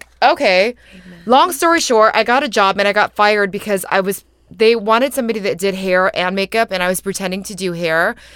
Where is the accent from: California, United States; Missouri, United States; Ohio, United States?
California, United States; San Jose; moved away as an adult; now in New York, United States; I grew up in San Jose, but I've lived in New York for nine years